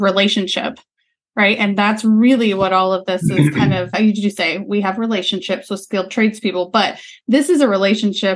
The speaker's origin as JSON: {"language": "English", "town": "Hickory", "region": "North Carolina", "country": "United States", "tie": "born or raised there", "said": "my hometown in Hickory, North Carolina"}